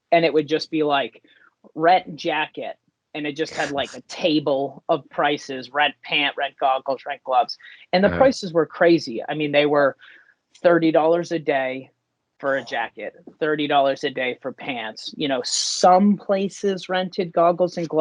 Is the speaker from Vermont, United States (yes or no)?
yes; Stowe, Vermont, United States; also born or lived in New York City; I grew up in Stowe, Vermont. That's where I'm sitting right now